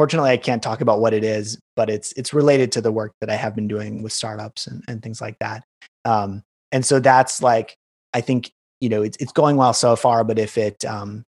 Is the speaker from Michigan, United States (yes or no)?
no; Wisconsin, United States; moved away as an adult; also born or lived in San Francisco / Chicago; growing up in Wisconsin